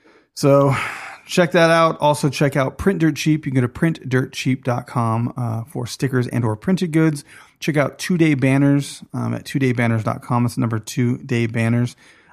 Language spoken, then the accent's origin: English; Kowloon Bay, Kowloon, Hong Kong; born there; Kowloon Bay. Exactly. I was born in Kowloon Bay.